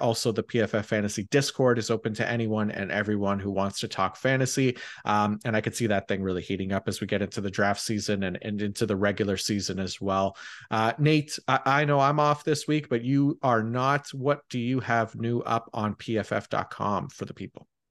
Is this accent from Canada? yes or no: yes; Canada; as a Canadian